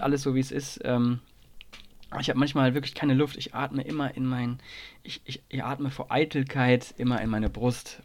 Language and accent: German; Nordhorn, Lower Saxony, Germany; moved away; also born or lived in Saarland; bin jetzt gerade zu Hause in meinem, in meinem Zuhause, wo ich aufgewachsen bin